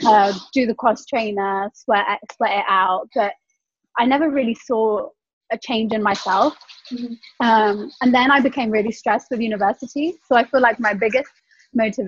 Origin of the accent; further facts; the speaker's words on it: West Midlands, United Kingdom; I'm from the West Midlands.